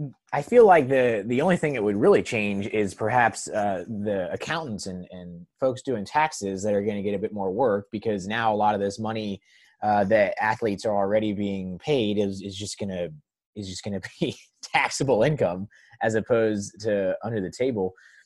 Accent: Tallahassee, Florida, United States; also born or lived in North Carolina; I root for Florida State hoops and football over anything else, being born and raised in Tallahassee.

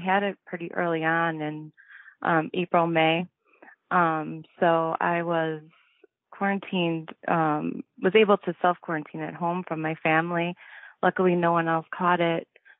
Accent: Chicago, Illinois, United States; So I grew up in Chicago, in the city, in the south side, not in the suburbs, Chicago proper. So we lived in a bungalow.

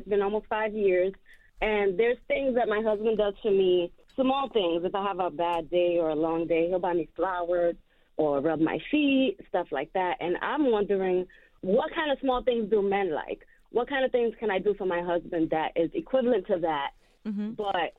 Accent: New York, United States; now in Savannah, United States; I'm from New York, but I would not go back. I love Savannah too much.

